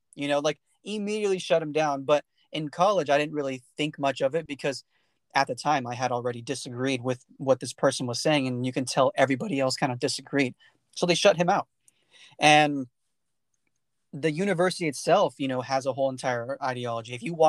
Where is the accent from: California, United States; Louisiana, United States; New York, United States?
California, United States; I grew up in the Central Valley of California, where the Aggie portion of California is, right? And that area is very small town, very close-knit, right?